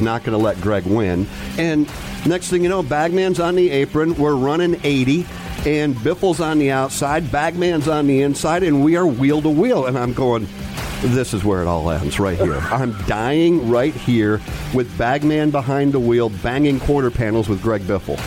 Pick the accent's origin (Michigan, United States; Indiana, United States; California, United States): Michigan, United States; Grand Rapids; I'm from Grand Rapids